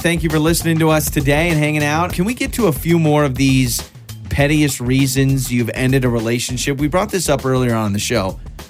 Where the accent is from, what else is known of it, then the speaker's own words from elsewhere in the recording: Troy, Idaho, United States; I looked for my hometown of Troy, Idaho.